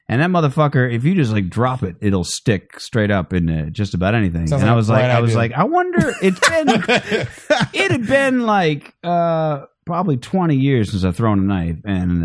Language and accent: English; Phoenix, Arizona, United States; I'm from Phoenix.